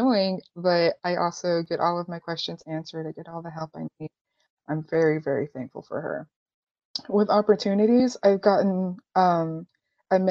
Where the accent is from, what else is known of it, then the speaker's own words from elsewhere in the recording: Chattanooga, Tennessee, United States; I was born and raised in Chattanooga